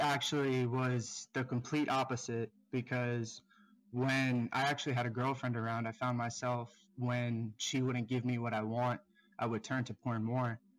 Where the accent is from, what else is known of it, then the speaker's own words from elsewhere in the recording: South Florida, United States; I'm twenty-four, um, I'm from South Florida